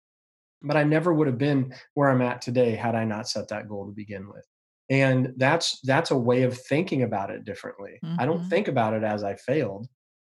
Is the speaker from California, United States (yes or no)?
no; Yakima, Washington, United States; I've been growing up in Yakima